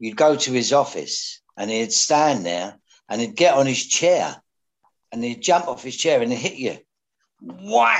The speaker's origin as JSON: {"language": "English", "region": "London", "country": "United Kingdom", "tie": "born or raised there", "also_born_or_lived": "Barking", "said": "I lived behind the Blind Beggar where Ronnie Cray shot Georgie Cornell in those days"}